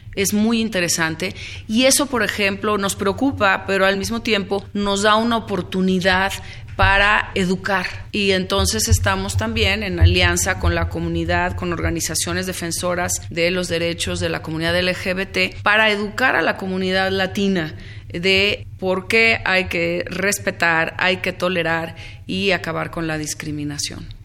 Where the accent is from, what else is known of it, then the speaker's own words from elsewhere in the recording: Mexico; now in Los Angeles, United States; quiénes somos los mexicanos en Los Ángeles